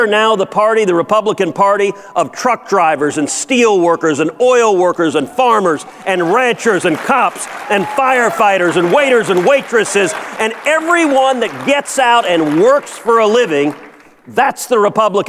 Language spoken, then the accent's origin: English; Houston, Texas, United States; I'm from Houston. Right now today in my hometown of Houston